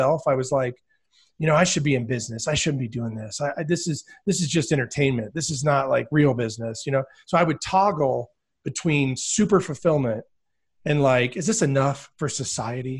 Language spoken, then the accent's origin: English; border of West Virginia and Virginia, United States; I was born in West Virginia. So I grew up on the border of West Virginia and Virginia.